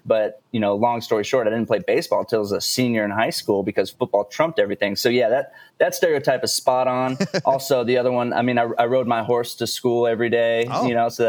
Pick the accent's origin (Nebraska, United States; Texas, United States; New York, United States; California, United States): Texas, United States; growing up in Texas, it's a big state. So I was always a little bit spread out from family.